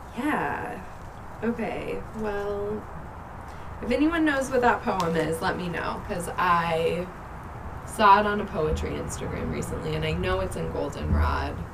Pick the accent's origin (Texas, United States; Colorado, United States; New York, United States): Colorado, United States; Fort Collins; I was born and raised in Fort Collins, Colorado. I've lived here most of my life